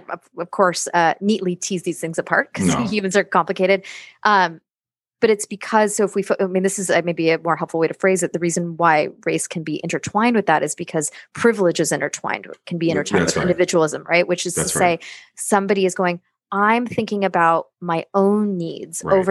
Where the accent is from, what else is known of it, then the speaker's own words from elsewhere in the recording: United States; I'm an American. I grew up in this culture